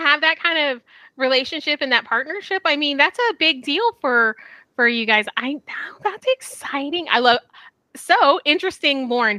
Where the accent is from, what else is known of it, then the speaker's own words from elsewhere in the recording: Texas, United States; we're from Texas.